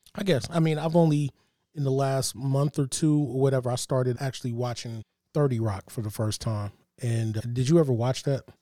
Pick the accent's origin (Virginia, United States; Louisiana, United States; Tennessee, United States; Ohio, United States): Ohio, United States; East Cleveland; the house I grew up in in East Cleveland